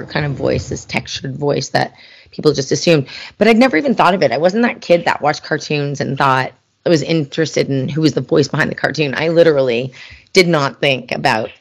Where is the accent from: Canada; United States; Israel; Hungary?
Canada; I'm Canadian.